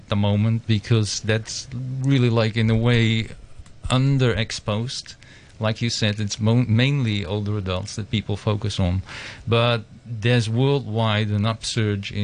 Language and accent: English; Amsterdam, North Holland, Netherlands; moved away as an adult; now in Hong Kong; I come from the Netherlands, Amsterdam